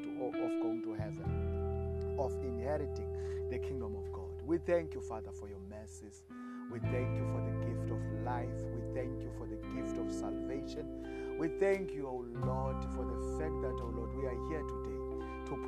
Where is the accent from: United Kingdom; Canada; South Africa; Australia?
South Africa; I come from South Africa